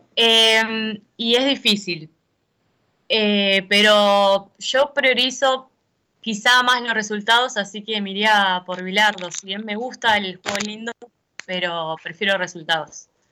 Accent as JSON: {"language": "Spanish", "country": "Argentina"}